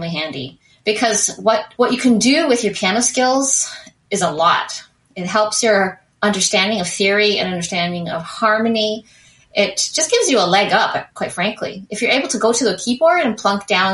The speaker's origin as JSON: {"language": "English", "town": "St. John's", "region": "Newfoundland and Labrador", "country": "Canada", "moved": "as an adult", "lives_now": "Toronto, Canada", "said": "I am originally from St. John's, Newfoundland. So from the rock, as they say, the island."}